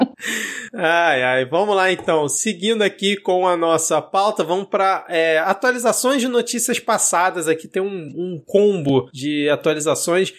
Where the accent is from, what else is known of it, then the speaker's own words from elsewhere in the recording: Rio de Janeiro, Brazil; como morador do Rio, como carioca